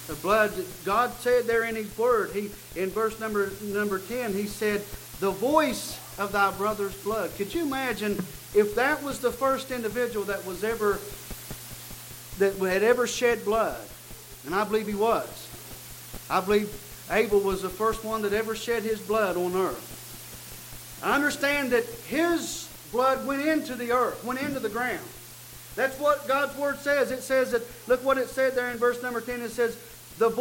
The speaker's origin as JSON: {"language": "English", "country": "United States", "said": "I am an American"}